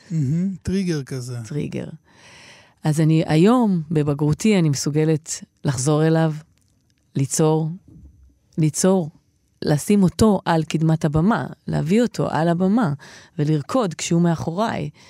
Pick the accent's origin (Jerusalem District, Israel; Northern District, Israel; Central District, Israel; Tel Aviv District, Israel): Northern District, Israel; Kiryat Shmona; שמונה, הבלוק שגדלתי בו.